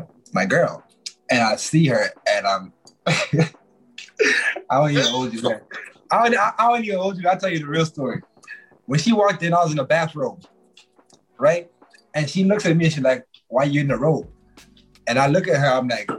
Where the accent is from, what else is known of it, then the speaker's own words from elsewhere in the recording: Zimbabwe; now in Canada; I'm from Zimbabwe